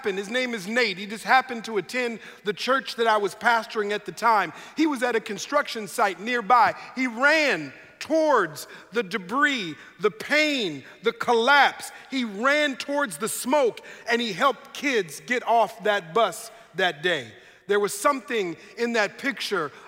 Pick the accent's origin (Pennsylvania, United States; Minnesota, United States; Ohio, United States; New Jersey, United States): Minnesota, United States; Minneapolis; moved away as an adult; now in Sacramento, United States; we're both originally from Minneapolis, Minnesota.